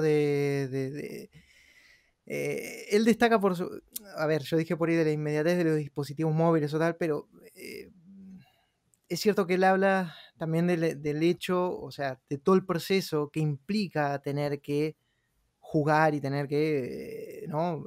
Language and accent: Spanish; Argentina; moved away; soy un argentino que vivo en otra parte del mundo